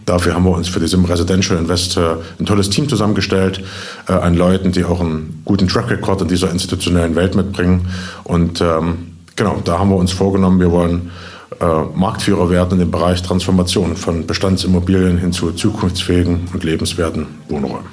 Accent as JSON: {"language": "German", "town": "Jena", "region": "Thuringia", "country": "Germany", "tie": "born or raised there", "also_born_or_lived": "Berlin", "said": "bin zurückgezogen in meine Heimatstadt Jena"}